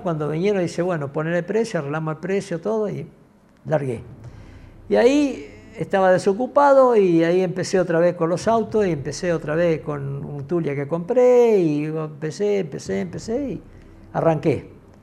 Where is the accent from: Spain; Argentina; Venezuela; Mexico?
Argentina; Luján, Buenos Aires Province; yo soy de Luján